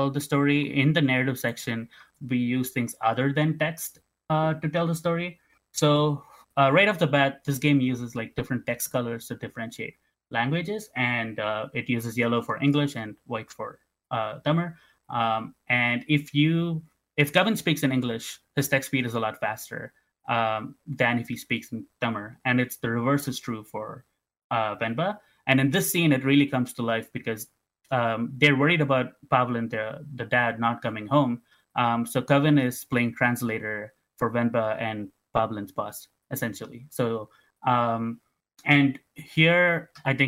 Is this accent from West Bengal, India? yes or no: no; Tamil Nadu, India; now in Canada; Growing up in Tamil Nadu